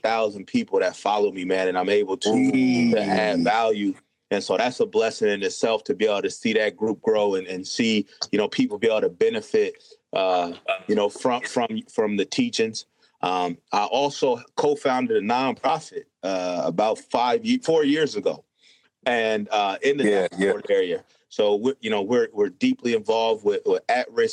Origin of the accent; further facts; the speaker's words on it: Davenport, Iowa, United States; Born and raised in Davenport, Iowa.